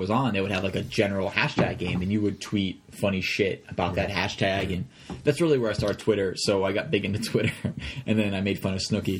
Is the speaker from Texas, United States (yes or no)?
no; Rhode Island, United States; we come from Rhode Island